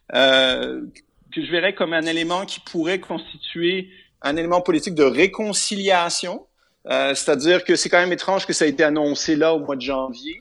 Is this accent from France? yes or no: no; Quebec, Canada; en tant que Québécois